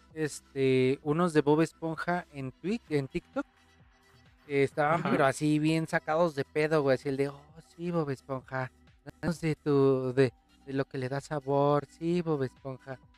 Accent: Mexico; como mexicano

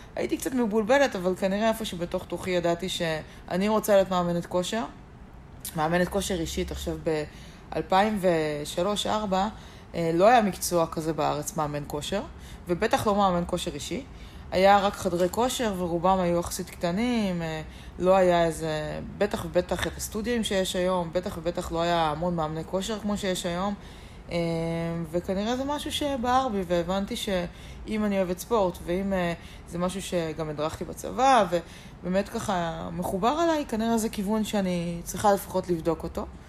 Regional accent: Geva, Northern District, Israel; also born or lived in Ramat Yishai; אני מקיבוץ גבע

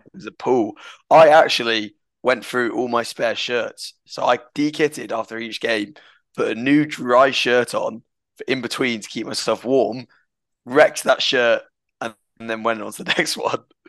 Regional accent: United Kingdom; I'm just being very British

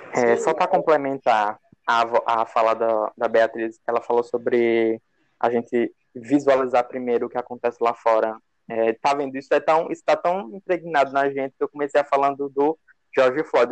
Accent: Nossa Senhora de Lourdes, Sergipe, Brazil; also born or lived in Aracaju; Eu sou daqui de Sergipe, mesmo interior, chamado Nossa Senhora de Lourdes. Mas moro aqui em Aracaju há um tempinho já

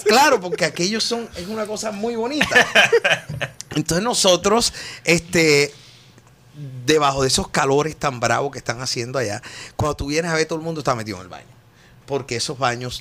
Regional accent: Colombian Caribbean coast, Colombia; moved away; also born or lived in Bogotá; como todo costeño, yo llegaba y siempre era haciendo música con los lápices

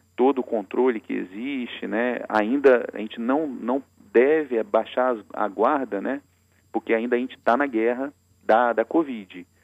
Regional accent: Espírito Santo, Brazil; Enquanto capixaba

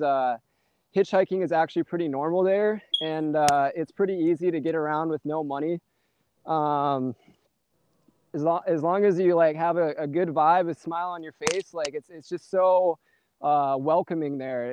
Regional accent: St. Peter, Minnesota, United States; I'm from uh, St. Peter, Minnesota, which is right next to Mankato

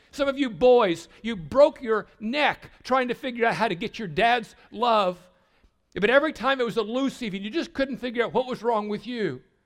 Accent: Southwest Missouri, United States; I grew up in Sale Barns in Southwest Missouri

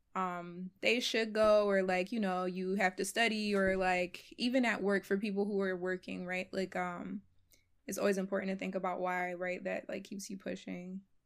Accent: Philadelphia, Pennsylvania, United States; So, I was born and raised in Philly, um, but my family's originally from Ghana, West Africa.

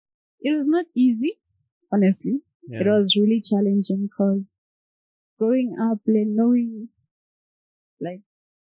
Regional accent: Zimbabwe; also born or lived in South Africa; now in Kenya; I'm from Zimbabwe, but I've been staying in SA for the past 10 years. Currently I'm in Kenya because of school, university.

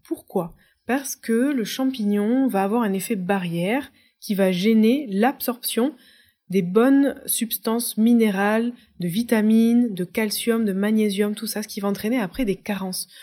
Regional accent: France; moved away as an adult; J'ai été déracinée parce que j'ai quitté la France. J'ai quitté la France à 23 ans

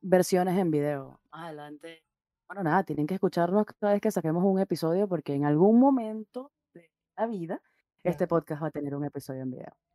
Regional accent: Venezuela; now in Santiago, Chile; soy igual venezolana y estoy ahora mismo en Santiago de Chile

